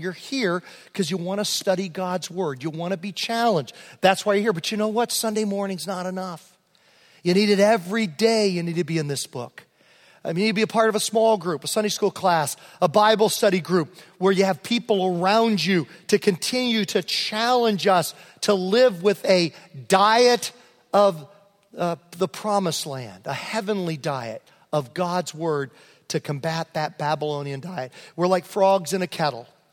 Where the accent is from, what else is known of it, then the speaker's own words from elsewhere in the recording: Prince George County, Virginia, United States; moved away as an adult; also born or lived in Homer, New York; now in Los Angeles, United States; I was from Prince George County, rural, was part of Southern Virginia, near the North Carolina border